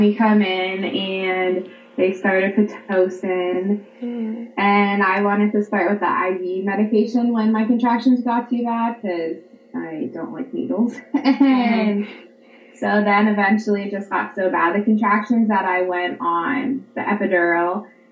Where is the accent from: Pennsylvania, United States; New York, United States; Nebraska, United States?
Pennsylvania, United States; I'm 32. I'm from Pennsylvania